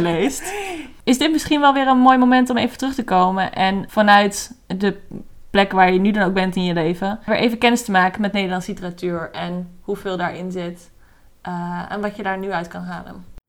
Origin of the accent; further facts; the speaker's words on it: Netherlands; wij zijn geboren en getogen Nederlanders